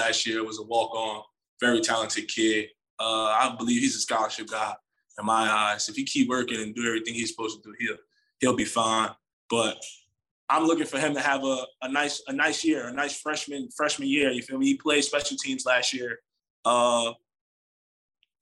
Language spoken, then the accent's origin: English; New York, United States; moved away; I'm from New York